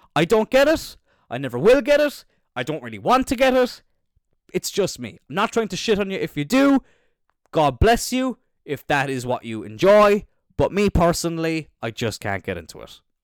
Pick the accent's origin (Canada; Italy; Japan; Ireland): Ireland; Cloyne, Munster; I'm from Cline